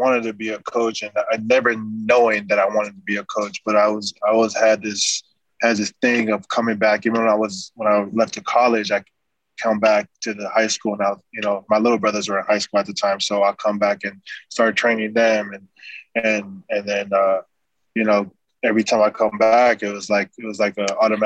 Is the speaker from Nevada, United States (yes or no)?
yes; Las Vegas, Nevada, United States; also born or lived in California; So since 7 years old, I've been in Vegas